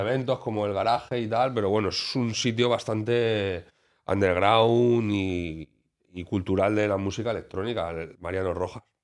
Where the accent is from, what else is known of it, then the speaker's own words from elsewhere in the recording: Alicante, Valencian Community, Spain; como alicantino